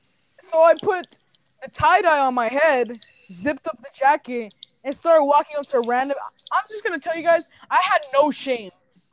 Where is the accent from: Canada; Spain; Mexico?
Mexico; I came from the Mexico, I came from Mexico.